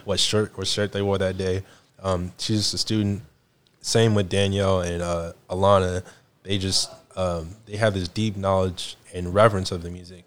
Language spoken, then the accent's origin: English; the South, United States; I'm from the South